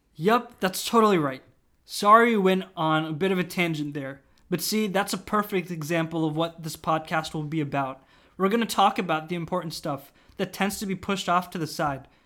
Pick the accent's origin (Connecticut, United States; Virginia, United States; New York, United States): Virginia, United States; I usually say Washington, D C, but technically I'm from Virginia